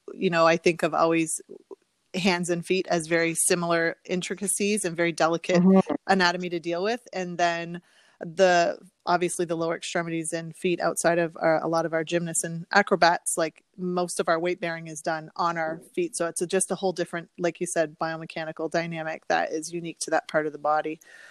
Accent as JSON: {"language": "English", "town": "Windsor", "region": "Ontario", "country": "Canada", "also_born_or_lived": "Chicago / Philadelphia / Maryland", "moved": "as an adult", "said": "I am originally from Windsor, which is where I'm now living and practicing."}